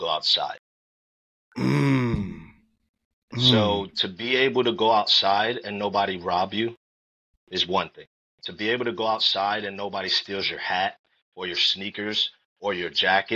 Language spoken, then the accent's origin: English; New York City, New York, United States; I grew up in New York City in the Bronx and Harlem